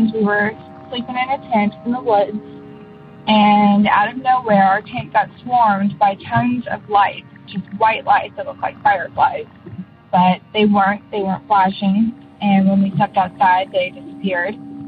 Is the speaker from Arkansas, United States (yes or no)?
yes; Arkansas, United States; now in Maine, United States; I'm from Maine, but originally from Arkansas.